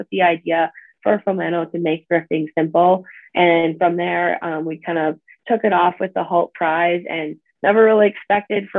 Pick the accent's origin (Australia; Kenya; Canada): Canada; Manitoba; moved away as an adult; now in South Dakota, United States; I grew up in Canada, in Manitoba, and I've always grown up like super outdoorsy